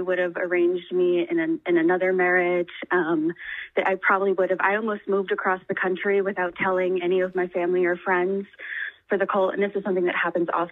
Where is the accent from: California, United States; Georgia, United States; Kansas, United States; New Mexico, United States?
New Mexico, United States; moved away; I'm from New Mexico originally, so I'm making a trip back home